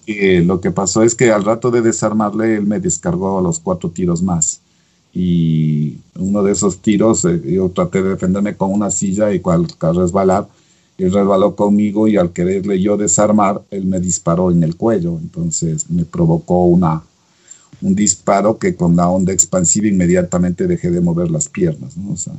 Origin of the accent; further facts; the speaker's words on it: Ecuador; en mi país puedo hacer la, la rehabilitación en el Ecuador